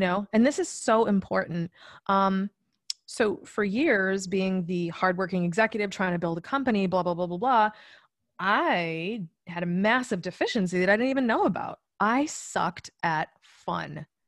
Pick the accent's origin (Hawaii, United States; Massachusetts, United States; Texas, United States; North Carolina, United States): Massachusetts, United States; I am originally from Massachusetts